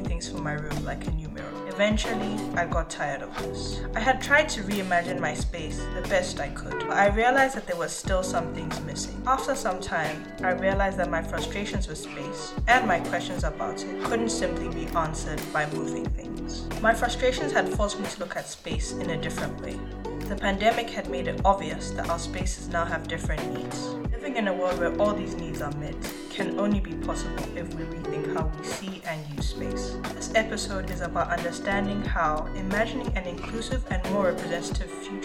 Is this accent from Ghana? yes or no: yes; Accra, Greater Accra, Ghana; also born or lived in Johannesburg, South Africa; now in Toronto, Canada; Growing up in Accra, Ghana and Johannesburg, South Africa, the architecture around me was very different to what I'm used to seeing in Toronto.